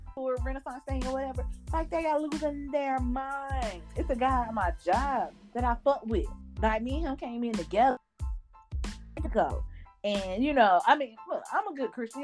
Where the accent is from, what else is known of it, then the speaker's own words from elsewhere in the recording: New York, United States; whenever I go to Mississippi, I'm from New York